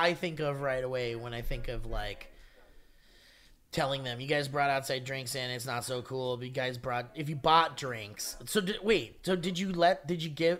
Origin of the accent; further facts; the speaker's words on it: Australia; My answer as an Australian